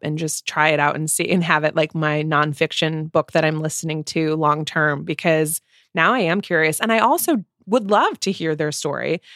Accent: United States; we are coming at this as Americans, right? We're not British

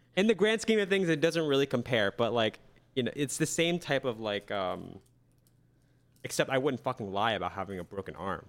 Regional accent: Lancaster, Pennsylvania, United States; my hometown, Lancaster, P

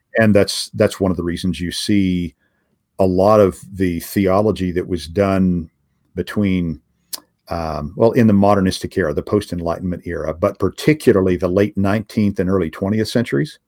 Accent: United States; as an American

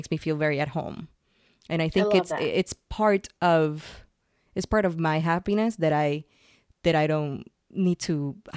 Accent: Puerto Rico; moved away as an adult; also born or lived in San Francisco, United States; now in New York, United States; I'm originally from Puerto Rico. And I moved from Puerto Rico to San Francisco to start my tech career

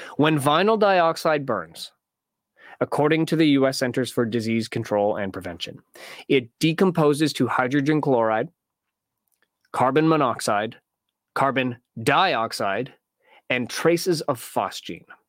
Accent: Canada; in Canada, in Canadian schools, we don't learn, uh, American geography.

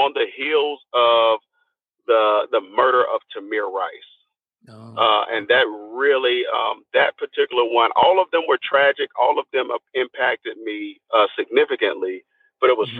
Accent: Nashville, Tennessee, United States; moved away; I'm originally from Nashville, Tennessee. I started here. I haven't always lived here, but I've done a lot of work here. I grew up here.

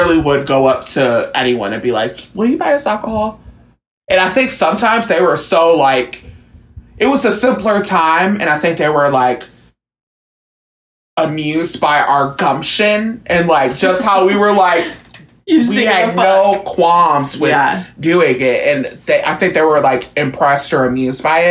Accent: Cleveland, Ohio, United States; I'm from Cleveland, Ohio

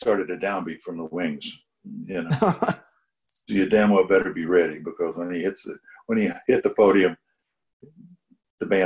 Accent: East Texas, United States; I'm from East Texas

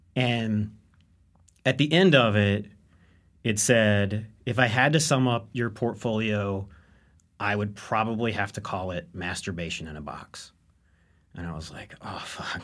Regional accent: Owensboro, Kentucky, United States; I'm from Owensboro, Kentucky, uh, which is the third largest city in Kentucky

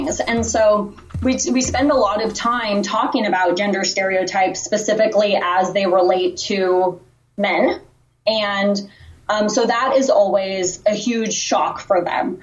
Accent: Los Angeles, California, United States; moved away as an adult; now in Houston, United States; I'm born and raised in Los Angeles and, you know, now currently living in Houston, Texas

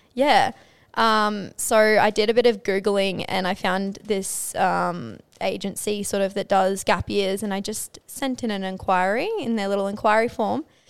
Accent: Townsville, Queensland, Australia; moved away as an adult; growing up in Townsville

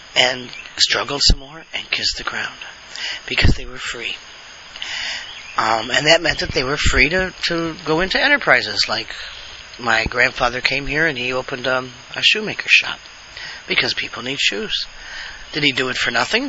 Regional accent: Buffalo, New York, United States; moved away; also born or lived in Alabama; I also on the way back from New York went to Buffalo because that was my hometown. I was living in Alabama at the time

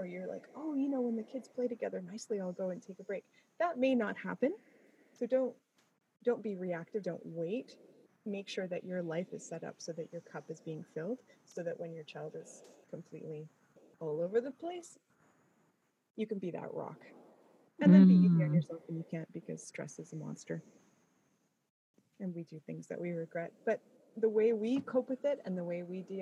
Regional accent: Canada; I'm Canadian.

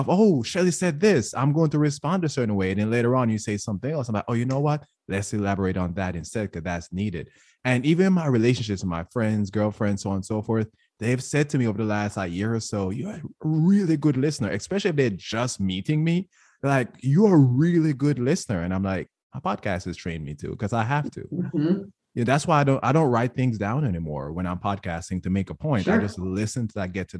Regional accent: Jamaica; moved away; I grew up in Jamaica

